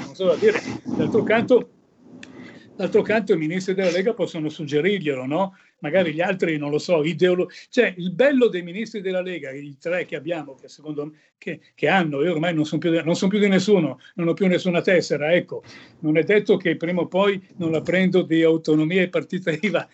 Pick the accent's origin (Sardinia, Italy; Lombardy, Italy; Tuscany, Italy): Lombardy, Italy; Milan; io sono nato e vissuto a Milano